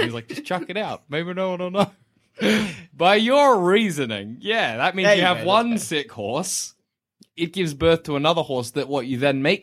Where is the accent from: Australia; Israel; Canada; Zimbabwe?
Australia